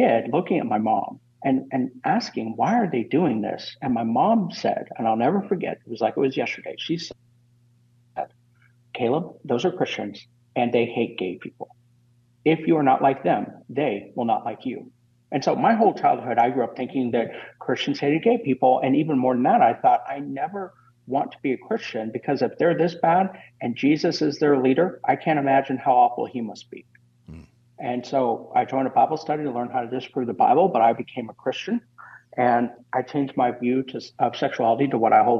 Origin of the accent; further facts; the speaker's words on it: Kansas City, Missouri, United States; also born or lived in Columbia, Missouri; I'm originally from Columbia, Missouri, in Kansas City